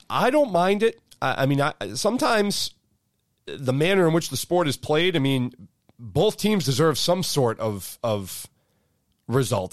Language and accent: English; Beverly, Massachusetts, United States; I grew up in Beverly